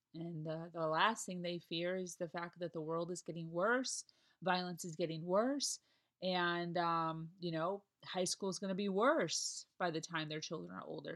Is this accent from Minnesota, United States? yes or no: no; Chicago, Illinois, United States; moved away as an adult; now in Florida, United States; I'm from Chicago, it's in my blood